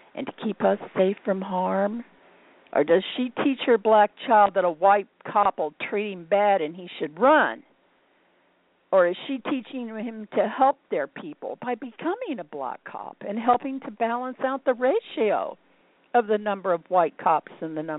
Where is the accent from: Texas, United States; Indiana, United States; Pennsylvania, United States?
Indiana, United States; Indianapolis; I'm from Indianapolis